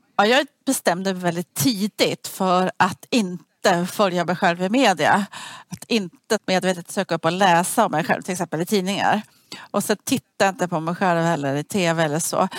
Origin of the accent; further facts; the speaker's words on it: Sweden; jag som var svensk